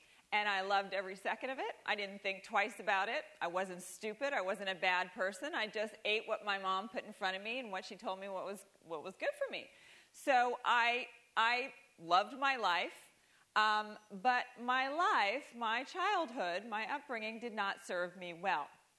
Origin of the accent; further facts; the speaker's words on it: Doraville, Georgia, United States; I grew up in Doraville, Georgia, which is a seriously down home part of Georgia outside of Atlanta.